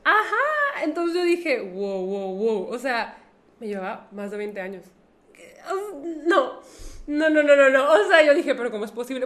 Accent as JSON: {"language": "Spanish", "town": "Monterrey", "region": "Nuevo León", "country": "Mexico", "said": "a los que vivimos en Monterrey nos dicen regiomontanos y acortándolo, regios"}